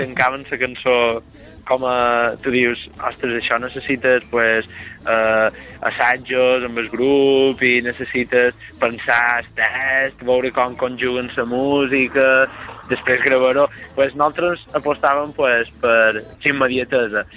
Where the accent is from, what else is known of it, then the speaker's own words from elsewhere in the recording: Serra de Tramuntana village, Mallorca, Balearic Islands, Spain; som d'un poble en estat de tramuntana que és Mascari